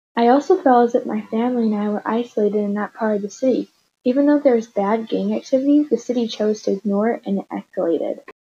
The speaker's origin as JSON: {"language": "English", "town": "Chicago", "region": "Illinois", "country": "United States", "tie": "born or raised there", "said": "I grew up in Hyde Park."}